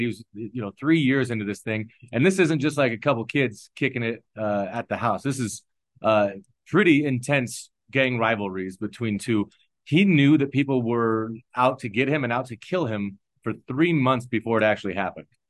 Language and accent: English; Omaha, Nebraska, United States; moved away as an adult; also born or lived in East Palo Alto, California; now in Denver, United States; I'm a six eight white guy born and raised in Omaha, Nebraska